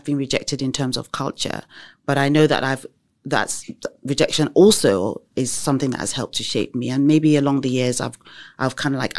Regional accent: England, United Kingdom; But in terms of growing up in England, however, we were considered as black minorities.

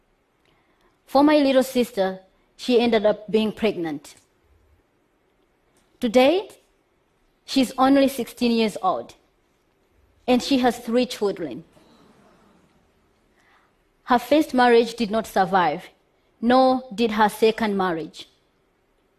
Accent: Malawi; I am from Malawi. Malawi is one of the poorest countries, very poor, where gender equality is questionable. Growing up in that country

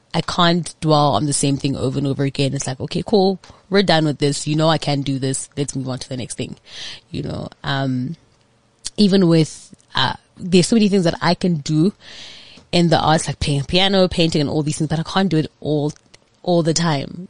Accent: Johannesburg, Gauteng, South Africa; I grew up in Orlando

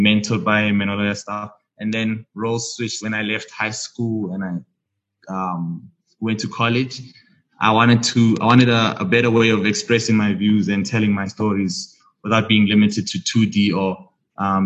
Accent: Johannesburg, Gauteng, South Africa; So I'm from the south of Johannesburg, in Haddon. It's really, really small.

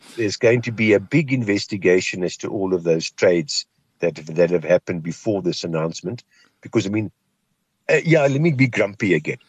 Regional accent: Kimberley, Northern Cape, South Africa; moved away; I'm from Kimberley.

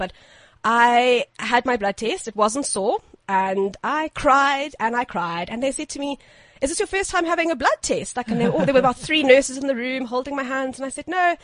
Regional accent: Zimbabwe; I'm from Zimbabwe.

